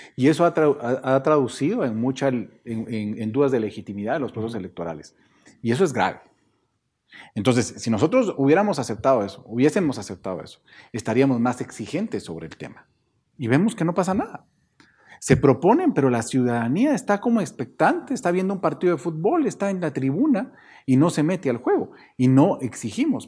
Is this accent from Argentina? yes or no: no; Guatemala